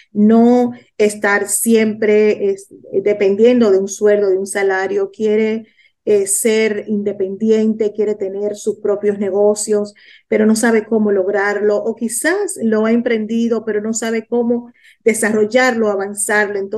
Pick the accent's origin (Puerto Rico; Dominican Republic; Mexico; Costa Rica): Dominican Republic; now in Miami, United States; soy de la República Dominicana, vivo en Miami